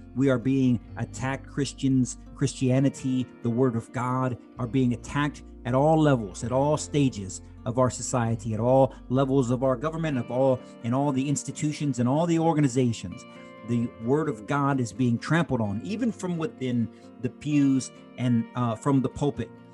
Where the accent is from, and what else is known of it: United States